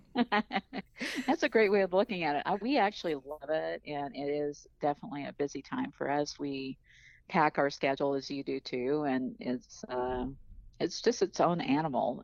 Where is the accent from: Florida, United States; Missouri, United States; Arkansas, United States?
Arkansas, United States; also born or lived in Iowa; I was born in Iowa, but we moved to Arkansas when I was seven